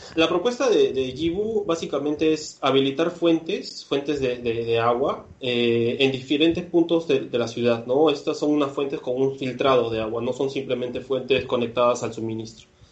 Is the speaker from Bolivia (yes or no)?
no; Peru; moved away as an adult; now in Barcelona, Spain; yo finalmente soy, de Perú